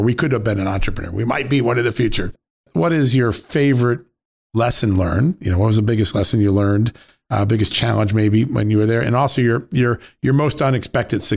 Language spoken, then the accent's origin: English; United States; I grew up on Long Island Sound